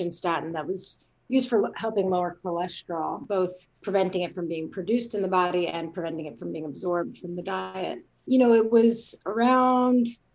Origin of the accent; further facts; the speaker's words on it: Rockville, Maryland, United States; also born or lived in Richmond, Virginia / California; now in Davis, United States; spent my entire youth in Rockville, Maryland, which is a suburb of Washington, D.C.